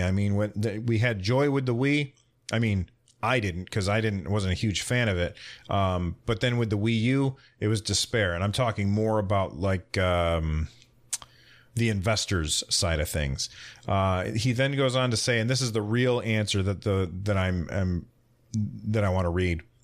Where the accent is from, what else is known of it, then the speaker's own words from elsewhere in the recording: United States; I'm an American